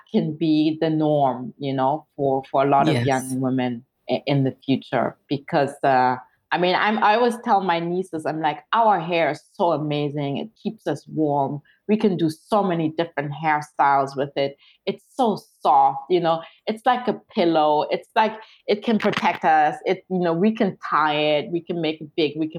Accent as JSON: {"language": "English", "country": "Germany", "tie": "born or raised there", "moved": "yes", "said": "I was born in Germany, a country that I don't feel very connected"}